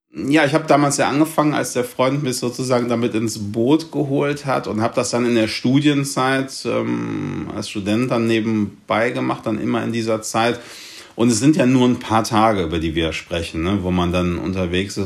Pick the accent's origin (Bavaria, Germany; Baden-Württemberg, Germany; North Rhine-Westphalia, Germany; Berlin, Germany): North Rhine-Westphalia, Germany; Cologne; ich komme ja aus Köln